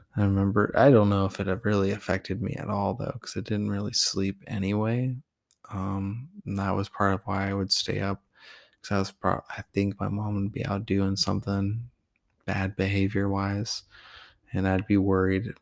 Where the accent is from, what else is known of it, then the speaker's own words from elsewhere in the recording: Tillamook, Oregon, United States; also born or lived in Portland, Oregon; I was from Tillamook, even though I was born in Portland and then I was living with him, so I was technically from there too